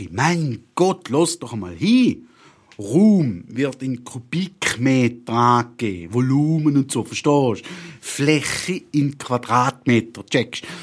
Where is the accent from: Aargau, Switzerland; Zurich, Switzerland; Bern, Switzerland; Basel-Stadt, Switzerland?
Bern, Switzerland; Toffen; born there; Ich bin Schweizer und muss ausgeschaffen werden. Eigentlich. Hä? Wie, wie was jetzt? Ja, eben. Habe ich, habe ich doch vorne schon gesagt, ich bin in Toffen geboren. Toffen, Gürbenteil, verstehst du?